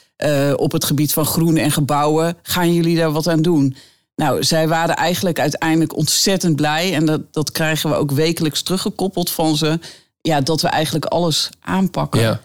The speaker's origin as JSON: {"language": "Dutch", "country": "Netherlands", "said": "wij normaal als Nederlanders leven"}